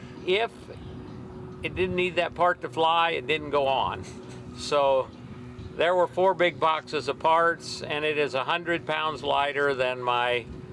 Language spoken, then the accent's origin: English; Elko, Nevada, United States; Elko, Nevada.